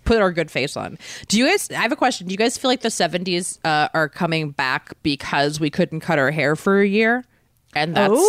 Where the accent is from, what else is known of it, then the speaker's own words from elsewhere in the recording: Maryland, United States; moved away; growing up in Maryland